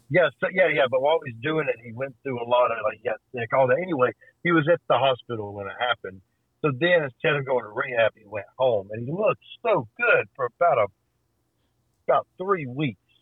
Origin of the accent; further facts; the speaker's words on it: Birmingham, Alabama, United States; I grew up in Birmingham, Alabama